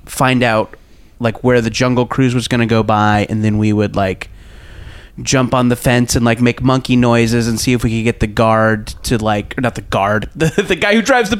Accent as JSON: {"language": "English", "area": "Orange County", "region": "California", "country": "United States", "tie": "born or raised there", "said": "I grew up in Orange County"}